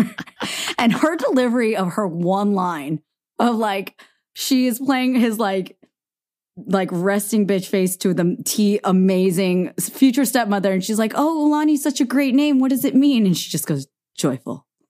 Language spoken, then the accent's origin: English; the Bay Area, California, United States; we're from the Bay, too